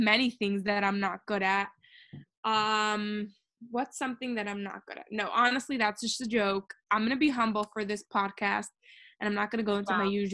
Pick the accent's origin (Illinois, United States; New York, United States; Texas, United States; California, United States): New York, United States; New York City; I was born in Brooklyn, Crown Heights, New York, in 1996